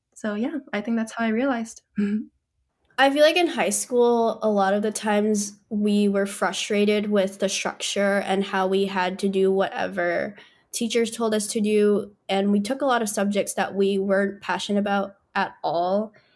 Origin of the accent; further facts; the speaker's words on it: Northern Virginia, United States; I grew up in Nova, which is kind of whack in a lot of ways